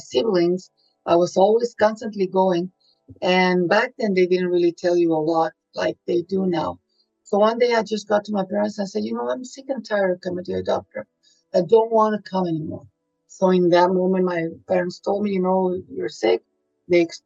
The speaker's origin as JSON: {"language": "English", "town": "Monterrey", "region": "Nuevo León", "country": "Mexico", "moved": "yes", "said": "I'm originally from Monterrey, Mexico."}